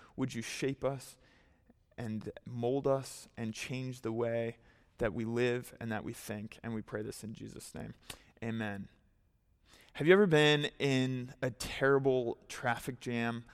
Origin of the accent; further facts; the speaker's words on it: United States; As an American, uh, Christian, particularly conservative American